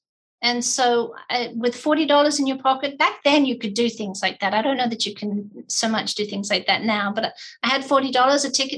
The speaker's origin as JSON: {"language": "English", "region": "England", "country": "United Kingdom", "tie": "born or raised there", "also_born_or_lived": "Australia", "said": "As I said, equal time in England and Australia. And I basically went back and forth. I'm a Navy brat."}